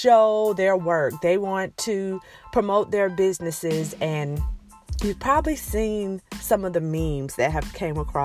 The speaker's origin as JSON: {"language": "English", "region": "Alabama", "country": "United States", "accent": "Alabama twang, southern twang", "moved": "as an adult", "said": "I am from Alabama. I'm proud to be from Alabama. I've lived there most of my life"}